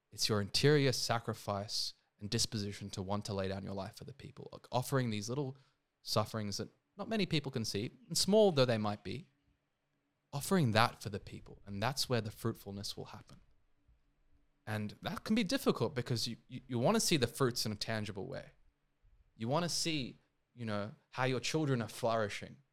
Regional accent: Sydney, New South Wales, Australia; also born or lived in India; I'm also Indian, I'm born there, but obviously I've grown up here

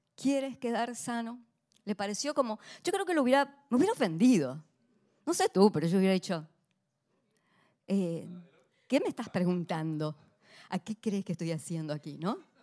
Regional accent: Argentina; como argentina

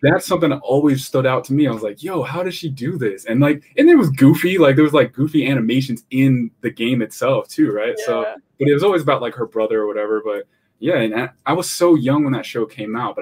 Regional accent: East Greenbush, New York, United States; moved away as an adult; also born or lived in Schenectady, New York / Austin, Texas; I grew up in a suburb in East Greenbush.

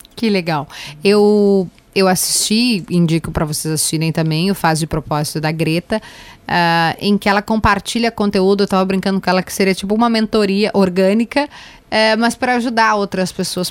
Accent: Jardim Leopoldina, Rio Grande do Sul, Brazil; eu vim do bairro da periferia, eu vim do Jardim. No meu caso, eu vim do Jardim Leopoldina

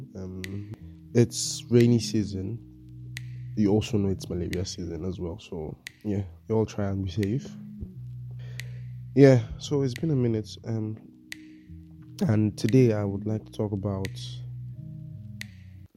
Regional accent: Nigeria; As a Nigerian

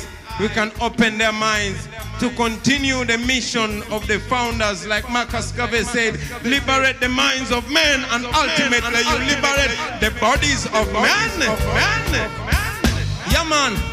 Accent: Uganda; I come from Uganda, the most beautiful part of Africa.

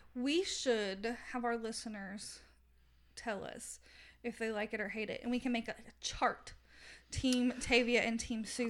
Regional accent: Southern United States, United States; accent: Southern; my Southern accent

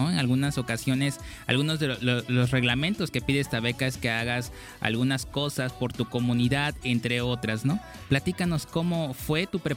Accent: Escárcega, Campeche, Mexico; nos acompaña a la distancia un egresado del plantel 03 Escárcega, él es Luis Ángel Díaz Contreras. Allá en mi tierra natal

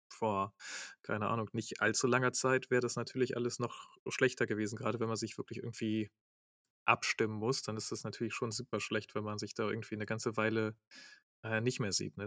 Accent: Germany; als Deutscher

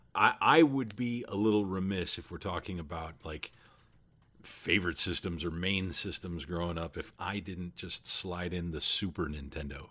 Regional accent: Southern California, United States; I grew up in Southern California

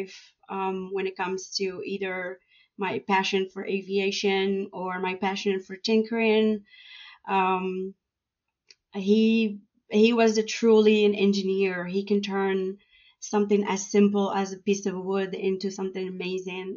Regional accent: Rabat, Rabat-Salé-Kénitra, Morocco; English is a second language; moved away as an adult; also born or lived in Florida / Georgia; now in Atlanta, United States; I grew up in the capital, so I had access to different cultures

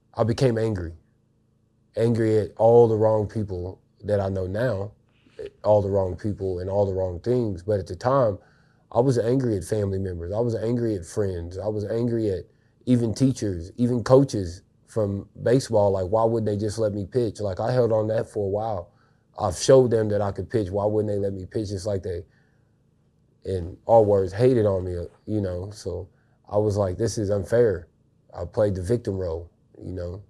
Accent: Marshall, Missouri, United States; I was raised in a town called Marshall, Missouri

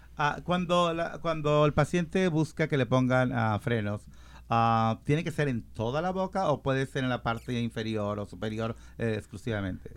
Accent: Mexico; moved away; Yo soy de México

